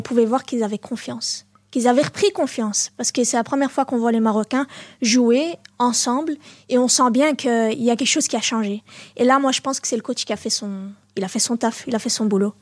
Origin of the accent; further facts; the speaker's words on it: Molenbeek-Saint-Jean, Brussels-Capital Region, Belgium; also born or lived in Berchem-Sainte-Agathe; now in Anderlecht, Belgium; je suis née à Berkem-Saint-Agathe, j'ai grandi à Molenbeek ah et là j'habite à Anderlecht